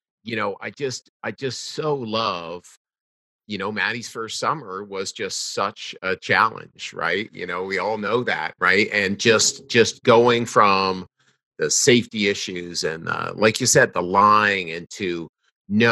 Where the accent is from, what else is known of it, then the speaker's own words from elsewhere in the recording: The Blue Mountains, Ontario, Canada; out in the town of Blue Mountains, my hometown